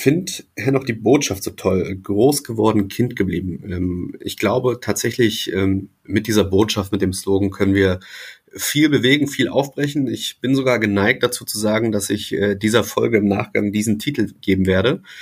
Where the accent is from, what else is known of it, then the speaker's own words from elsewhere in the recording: Wolfsburg district, Lower Saxony, Germany; Niedersachsen äh, hier im Kreis Wolfsburg, da wo ich groß geworden bin